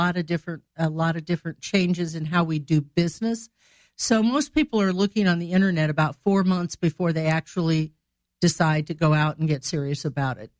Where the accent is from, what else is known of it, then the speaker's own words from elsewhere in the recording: Greenville, Illinois, United States; moved away as an adult; also born or lived in Chicago, Illinois / Decatur, Illinois; now in Springfield, United States; I'm from Greenville, Illinois